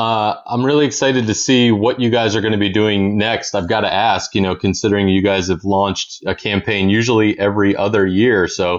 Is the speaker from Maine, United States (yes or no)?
yes; Maine, United States; my home state of Maine.